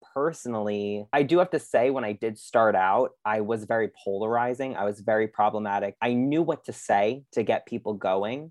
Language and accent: English; Long Island, New York, United States; I'm obviously from Long Island.